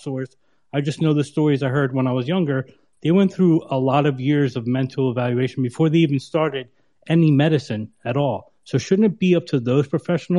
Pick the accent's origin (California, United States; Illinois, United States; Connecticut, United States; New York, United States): New York, United States; moved away as an adult; now in Lisbon, Portugal; I grew up around New York